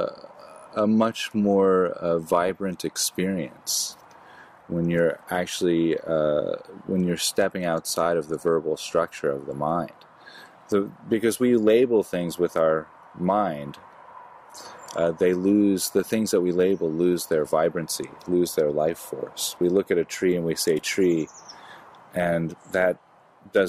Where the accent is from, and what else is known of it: United States